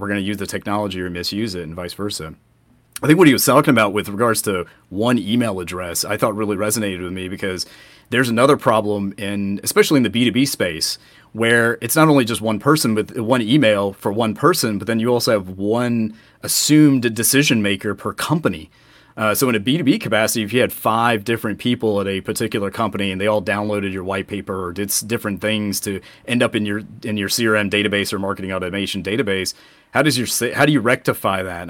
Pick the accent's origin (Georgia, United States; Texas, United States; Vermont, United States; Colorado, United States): Georgia, United States; Atlanta; we are both from Atlanta